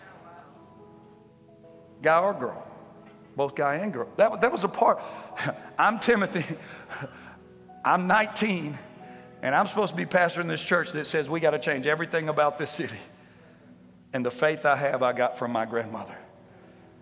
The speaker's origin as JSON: {"language": "English", "region": "Louisiana", "country": "United States", "said": "I said, Louisiana"}